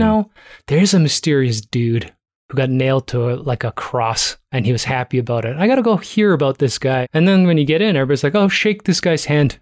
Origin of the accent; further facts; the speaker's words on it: Toronto, Ontario, Canada; I was born in Toronto